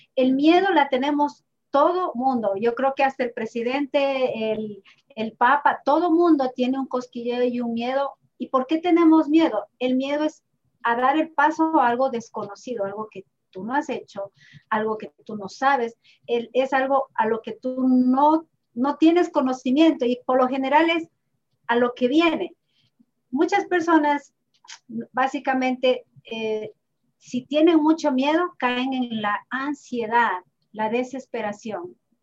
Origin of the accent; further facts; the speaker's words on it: Ibarra, Imbabura, Ecuador; moved away; Yo también soy de Ibarra